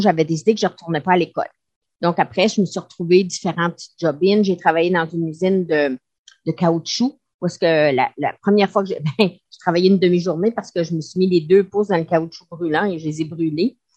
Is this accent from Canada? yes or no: yes; Quebec, Canada; moved away as an adult; je suis partie du Québec